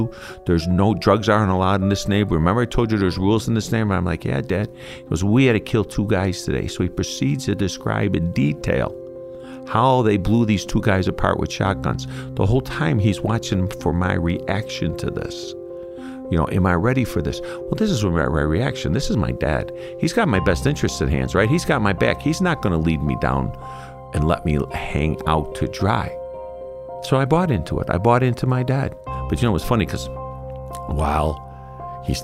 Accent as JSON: {"language": "English", "town": "Chicago", "region": "Illinois", "country": "United States", "tie": "born or raised there", "said": "I'm half Irish, half Italian, born and raised in Chicago"}